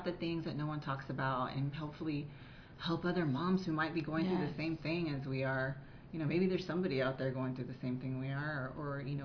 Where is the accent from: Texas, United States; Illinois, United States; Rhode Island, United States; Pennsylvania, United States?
Texas, United States; Richmond; now in Houston, United States; I was born and raised in Richmond, Rosenberg, Texas.